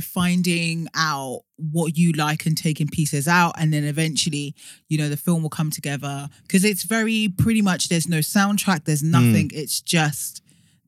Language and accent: English; London, United Kingdom; also born or lived in Notting Hill, London / Tottenham, London; now in Essex, United Kingdom; So I was born in Hackney.